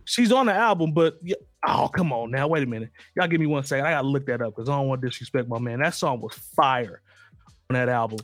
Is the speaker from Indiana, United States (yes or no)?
yes; Indiana, United States; growing up in Indiana